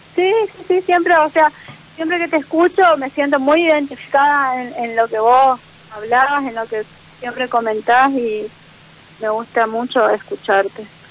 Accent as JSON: {"language": "Spanish", "town": "Posadas", "region": "Misiones", "country": "Argentina", "said": "Soy de Posadas Misiones"}